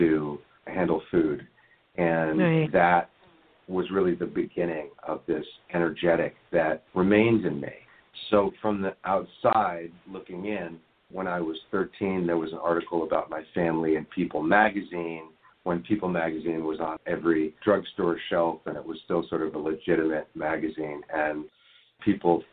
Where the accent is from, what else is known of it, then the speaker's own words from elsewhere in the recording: Washington, District of Columbia, United States; moved away; also born or lived in Venice Beach, California; I grew up in Washington, D.C., in Georgetown, and I was given all of the advantages